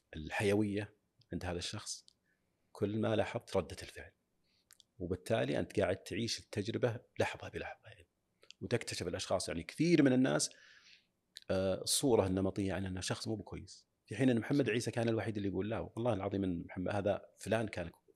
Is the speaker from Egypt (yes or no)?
no; Saudi Arabia; عندنا في السعوديه